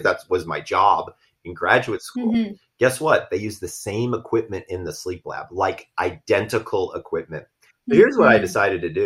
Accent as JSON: {"language": "English", "town": "Sandy Springs", "region": "Georgia", "country": "United States", "said": "I'm from Sandy Springs, Georgia. I'm from the South"}